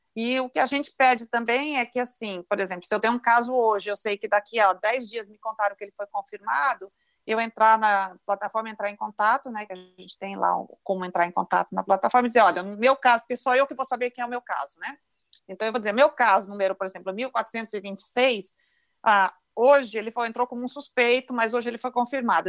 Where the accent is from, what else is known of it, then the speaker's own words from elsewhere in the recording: Brazil; nós, como brasileiros